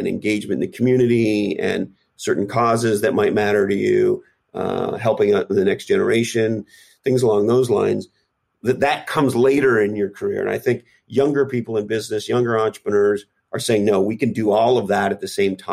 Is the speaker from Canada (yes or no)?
yes; Canada; moved away as an adult; now in United States; I grew up in Canada, but I have lived here for approximately 25 years or so